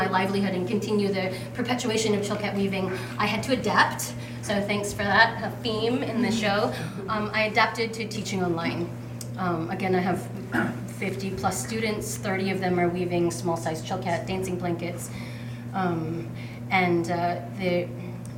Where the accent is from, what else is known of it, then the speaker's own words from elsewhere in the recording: Juneau, Alaska, United States; I'm from Juneau, Alaska